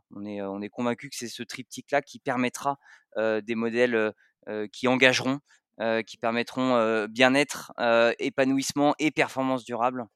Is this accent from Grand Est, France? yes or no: no; Savoy, Auvergne-Rhône-Alpes, France; je suis savoyard d'origine, euh, fan de ces origines-là